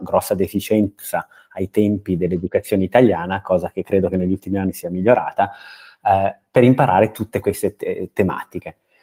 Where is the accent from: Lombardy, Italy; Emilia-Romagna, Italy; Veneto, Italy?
Lombardy, Italy; Brianza; moved away as an adult; io sono Brianzolo eh, di, di, di, nascita eh, e, e ci ho vissuto fino ai 24 anni